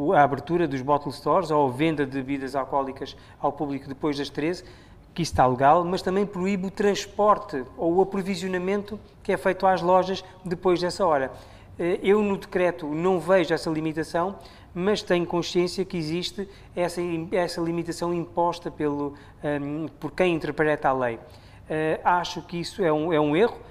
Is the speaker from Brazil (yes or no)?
no; Mozambique